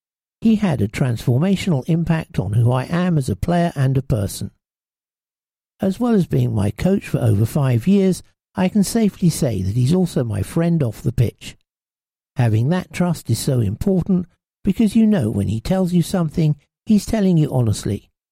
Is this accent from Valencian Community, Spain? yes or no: yes; Valencia, Valencian Community, Spain; born there; I was born in Spain whilst my dad was managing a club in Valencia